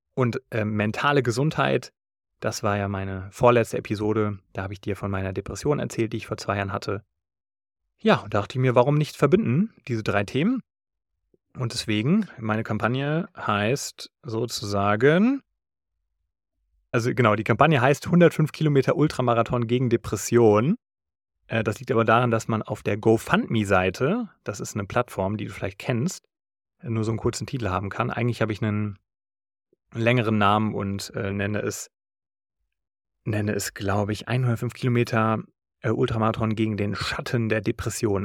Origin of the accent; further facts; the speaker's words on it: Taunus, Hesse, Germany; Das ist der Berg im Taunus, wo ich herkomme